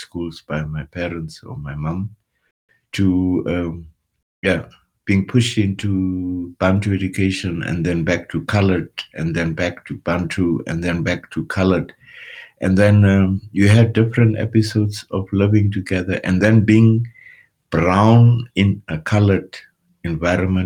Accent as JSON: {"language": "English", "town": "Walvis Bay", "region": "Erongo", "country": "Namibia", "tie": "born or raised there", "also_born_or_lived": "Windhoek, Namibia / Oberursel, Germany / Munich, Germany", "first_language": "Afrikaans", "second_language": "English", "moved": "yes", "said": "moved to the coast, and it is where I was born"}